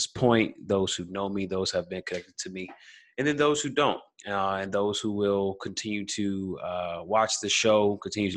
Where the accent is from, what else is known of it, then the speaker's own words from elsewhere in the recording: Silver Spring, Maryland, United States; also born or lived in Washington, D.C.; I'm from Silver Spring, Maryland, born in Washington, D.C., raised Silver Spring, Maryland. You know, was in Silver Spring pretty much from kindergarten all the way through senior year of high school